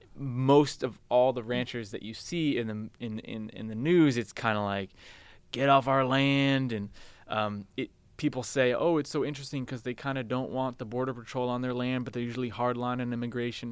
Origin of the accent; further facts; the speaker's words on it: San Francisco, California, United States; also born or lived in Malta / Chicago / New York / Brooklyn; I grew up in San Francisco